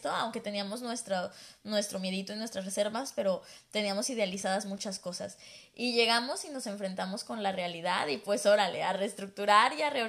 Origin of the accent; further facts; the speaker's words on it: Guadalajara, Jalisco, Mexico; moved away as an adult; now in Toronto, Canada; En Guadalajara somos bien exagerados.